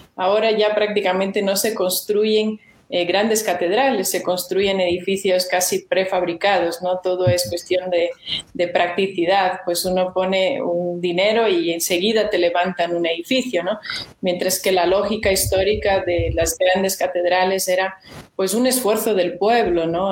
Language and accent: Spanish; Brazil; Spanish is a second language; moved away as an adult; also born or lived in Peru / Spain; now in Loja, Ecuador; yo soy nacida en Brasil, soy brasileña, viví ahí hasta mis 20 años